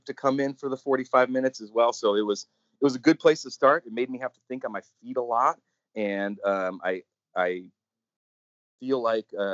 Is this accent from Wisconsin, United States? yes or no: yes; Wisconsin, United States; moved away as an adult; also born or lived in Arizona; I was originally from Wisconsin, and I needed to get out of the snow and the darkness